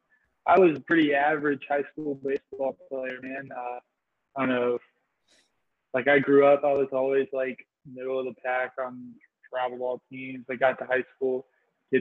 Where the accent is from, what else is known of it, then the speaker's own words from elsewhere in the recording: Fuquay-Varina, North Carolina, United States; I'm from Fuquay's Arena, North Carolina. It's a small town about 45 minutes outside of Raleigh. And yeah, it's just basically where I've grown up my whole life